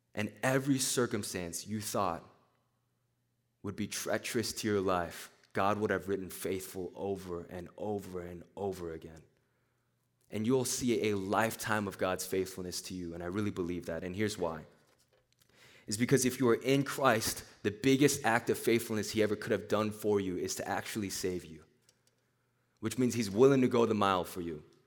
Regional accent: Nashville, Tennessee, United States; moved away; also born or lived in Korea; I was, I was born in Korea. I grew up in Nashville, Tennessee

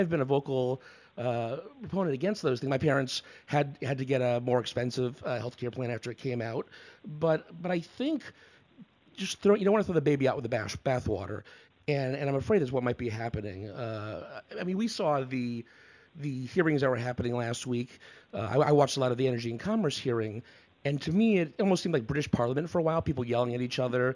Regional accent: Connecticut, United States; moved away as an adult; also born or lived in Washington, D.C.; I'm from Connecticut. I'm a New England boy at heart.

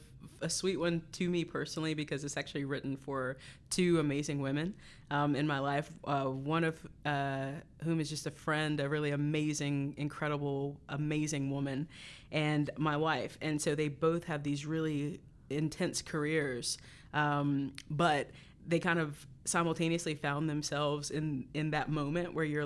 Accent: North Carolina, United States; Well, so I'm from North Carolina originally, and when I was in college, I went to Appalachian State University for music education.

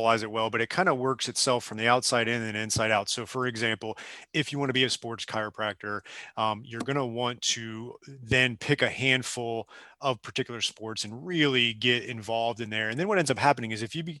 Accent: South Florida, United States; when I came down to South Florida, I'm originally from down here.

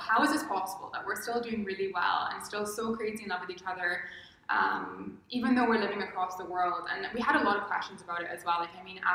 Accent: Barbados; also born or lived in London; I'm from Barbados

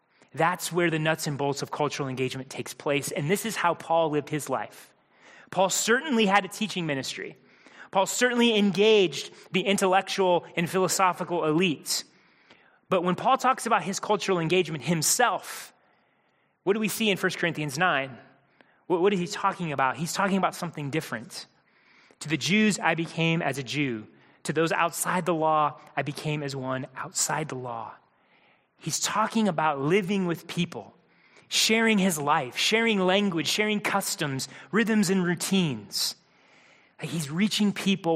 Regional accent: Midwest, United States; Mindy and I, growing up in the Midwest

